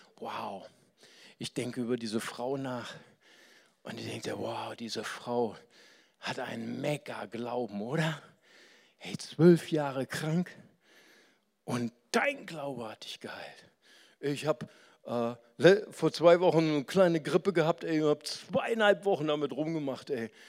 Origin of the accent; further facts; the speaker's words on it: Germany; bei uns in Deutschland